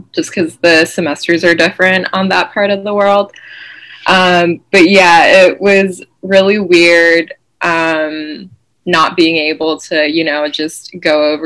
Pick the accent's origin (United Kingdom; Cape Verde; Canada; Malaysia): Malaysia; now in Massachusetts, United States; I was born and raised in Malaysia, but I'm currently based in Massachusetts.